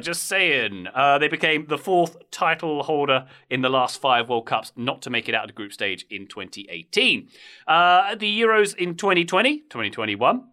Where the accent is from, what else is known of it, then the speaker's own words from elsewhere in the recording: England, United Kingdom; I am an Englishman with a strong affinity for the US